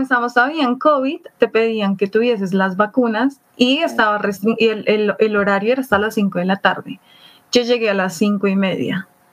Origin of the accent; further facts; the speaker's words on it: Bogotá, Colombia; soy de acá de Bogotá, Colombia